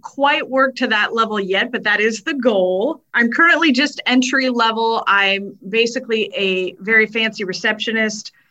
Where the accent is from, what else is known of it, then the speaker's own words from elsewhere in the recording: Prineville, Oregon, United States; There was a place where I grew up in Prineville called Grizzly Bear Pizza